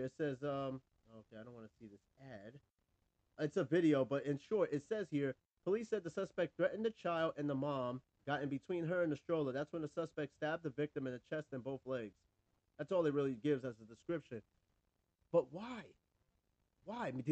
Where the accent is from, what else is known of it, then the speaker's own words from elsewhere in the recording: New York, United States; moved away; I'm from New York